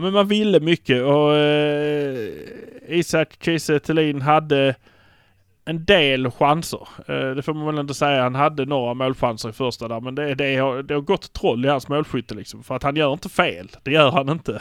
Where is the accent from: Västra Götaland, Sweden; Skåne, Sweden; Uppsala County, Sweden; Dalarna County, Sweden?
Skåne, Sweden; Malmö; vi är från Malmö